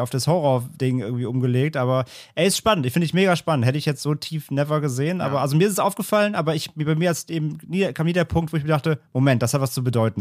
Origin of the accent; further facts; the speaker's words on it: Germany; als Deutscher